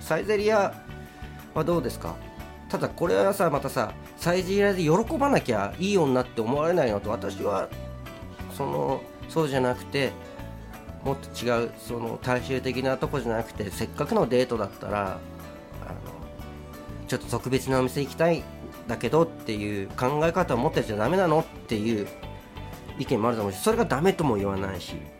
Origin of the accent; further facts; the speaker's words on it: Hokkaido, Japan; now in Tokyo, Japan; 北海道で生まれ育った